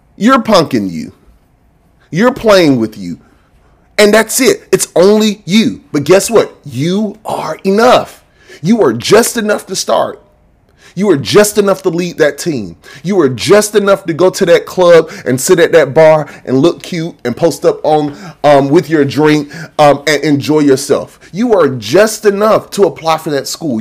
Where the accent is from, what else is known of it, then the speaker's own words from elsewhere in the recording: Macon, Georgia, United States; I'm from Macon